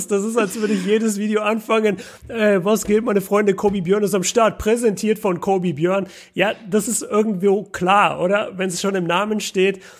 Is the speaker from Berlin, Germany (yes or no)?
no; Nuremberg, Bavaria, Germany; als Nürnberger ist das halt ein Riesenthema, weil Bamberg gleich bei uns ist.